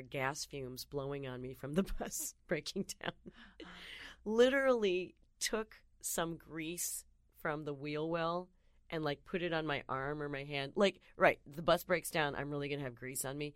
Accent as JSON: {"language": "English", "town": "Sylvania", "region": "Ohio", "country": "United States", "tie": "born or raised there", "also_born_or_lived": "Detroit, Michigan", "said": "I was raised in Sylvania, Toledo."}